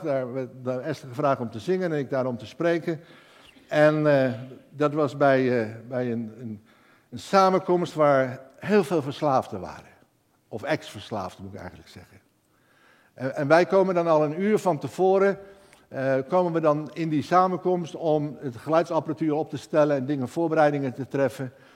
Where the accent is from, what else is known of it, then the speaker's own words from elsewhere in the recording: Netherlands; ik ben een Hollander